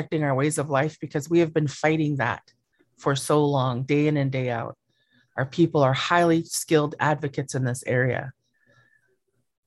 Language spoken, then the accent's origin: English; Southeast Alaska, United States; I come from Qihkwan in the heart of Tlingit Ani in Southeast Alaska